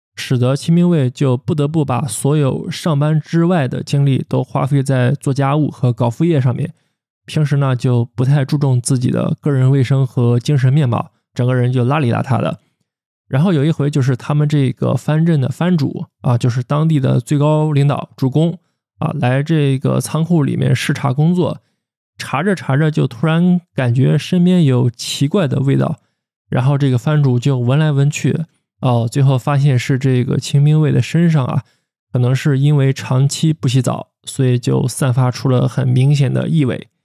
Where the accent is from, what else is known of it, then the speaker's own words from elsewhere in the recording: China; 在我们中国人看来